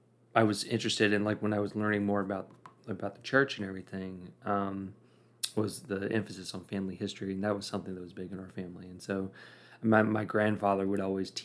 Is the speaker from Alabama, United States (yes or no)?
no; Rankin County, Mississippi, United States; also born or lived in Austin, Texas; I was born in Austin, Texas, and I have one sister. She's 5 years younger. She was born in Mississippi, Madison, Mississippi. I grew up in unincorporated Rankin County, Mississippi, in the middle of nowhere